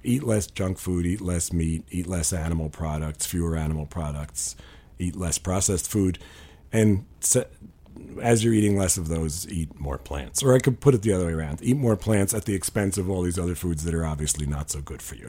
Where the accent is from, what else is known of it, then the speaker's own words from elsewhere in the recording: New York, United States; I grew up in New York